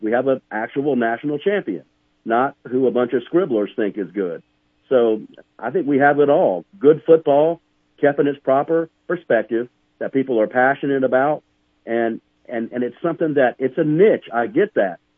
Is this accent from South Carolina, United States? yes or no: yes; Charleston, South Carolina, United States; born or raised there; now in Montana, United States